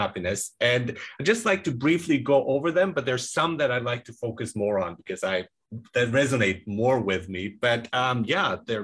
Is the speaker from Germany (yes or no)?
yes; Germany; had a pretty gruff Latin teacher in high school in Germany when I was growing up